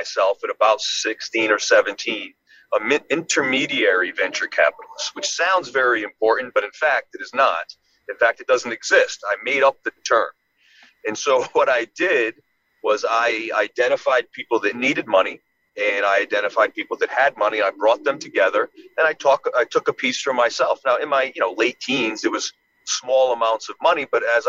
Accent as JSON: {"language": "English", "region": "Rhode Island", "country": "United States", "tie": "born or raised there", "said": "I grew up in Rhode Island, single mom, Section 8 housing, welfare, food stamps"}